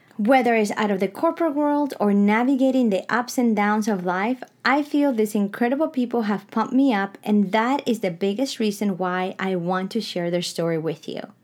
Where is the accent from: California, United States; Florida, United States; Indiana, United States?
Florida, United States; South; moved away as an adult; also born or lived in Caracas, Venezuela; now in Napa Valley, United States; I was born in Caracas, Venezuela, raised in sunny South Florida, and now discover my life purpose in Napa Valley